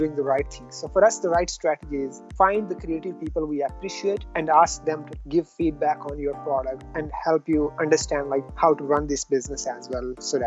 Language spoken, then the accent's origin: English; Pakistan; also born or lived in Lahore; I was born and raised in a small town in Pakistan.